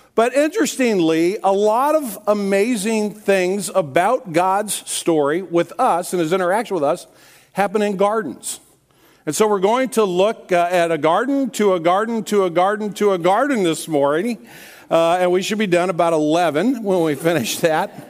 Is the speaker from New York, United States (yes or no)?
no; Kirkwood, Missouri, United States; I grew up in, here in Kirkwood uh, on a street called Nurk Avenue